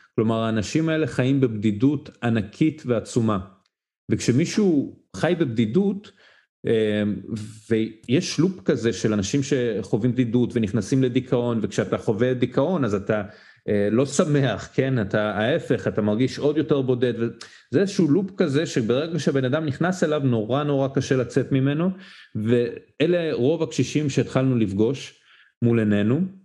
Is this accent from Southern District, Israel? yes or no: yes; Ashkelon, Southern District, Israel; אני בן 23, אשקלוני במקור.